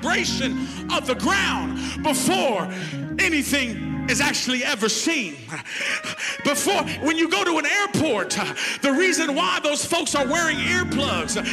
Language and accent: English; Texas, United States; I was raised up in Texas